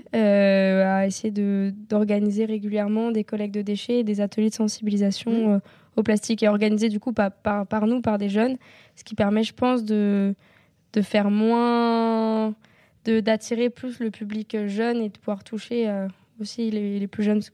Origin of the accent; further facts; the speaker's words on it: Normandy, France; j'ai grandi en Normandie, euh, près, de, la mer